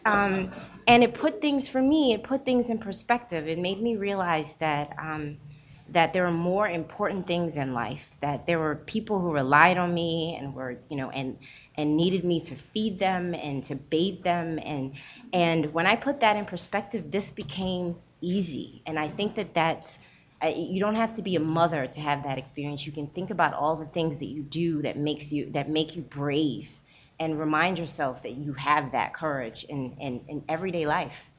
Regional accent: Baltimore, Maryland, United States; also born or lived in Trinidad; I grew up in Baltimore, and it wasn't at that time. It wasn't a lot of other Trinidadians around

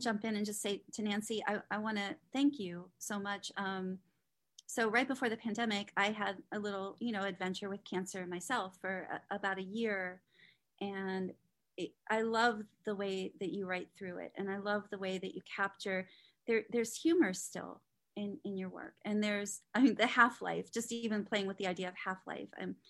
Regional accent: Trafford, North West England, United Kingdom; I grew up working class in Trafford.

